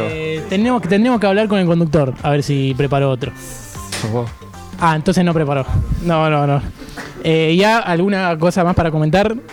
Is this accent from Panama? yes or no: no; Uruguay; soy un mente patria porque soy full uruguayo